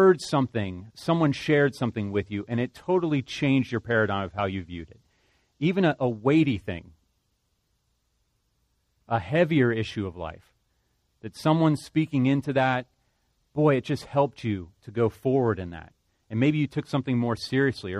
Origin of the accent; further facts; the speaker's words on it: Cincinnati, Ohio, United States; moved away; I'm from Cincinnati originally